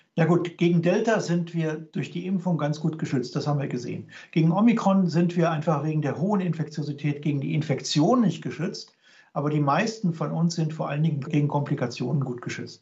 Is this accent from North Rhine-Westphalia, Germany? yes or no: yes; Cologne, North Rhine-Westphalia, Germany; now in Regensburg, Germany; als Kölner